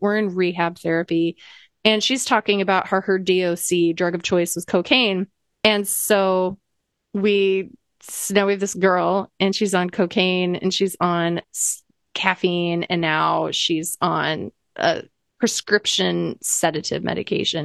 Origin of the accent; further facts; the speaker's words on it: Iowa, United States; I grew up in Iowa